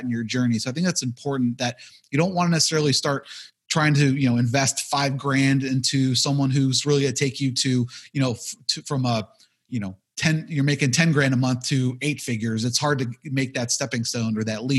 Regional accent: Buffalo, New York, United States; I'm from Buffalo, New York

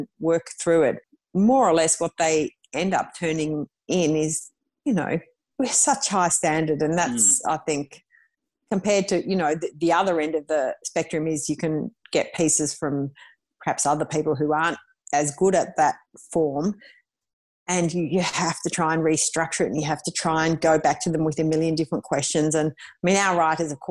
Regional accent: Melbourne, Victoria, Australia; I grew up in Melbourne

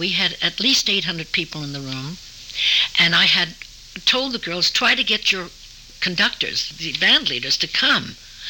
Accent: New York City, New York, United States; I was born in New York City, up off Riverside Drive in a private house.

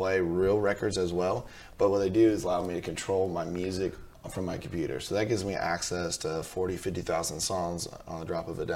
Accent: California, United States; I grew up in California

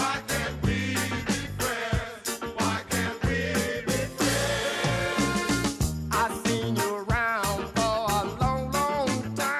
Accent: Canada; moved away as an adult; now in Australia; I've been in Australia for 14 years, and I kind of forget that people exist in other places, because every time you say, oh, I'm from Canada

